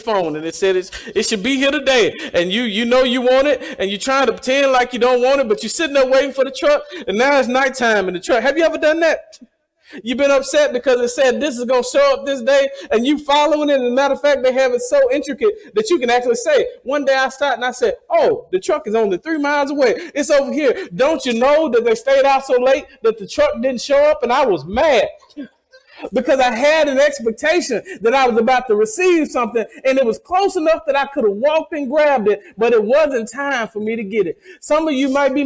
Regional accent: the South, United States; I'm from the South, and I'm proud to be from the South.

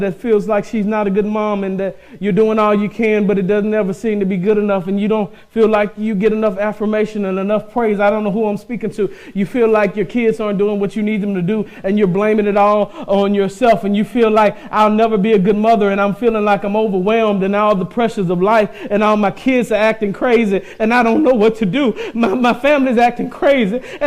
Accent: Mississippi, United States; I came up in the South. I'm from Mississippi.

